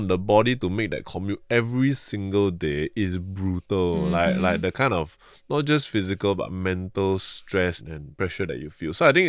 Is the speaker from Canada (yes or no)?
no; Malaysia; also born or lived in Singapore; I have been working abroad since day one because I'm from Malaysia.